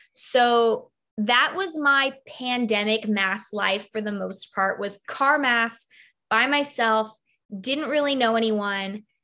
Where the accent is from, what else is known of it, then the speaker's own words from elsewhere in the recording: Chino Hills, California, United States; also born or lived in San Francisco Bay Area; I grew up in Southern California in a Novus Ordo Roman Rite Catholic church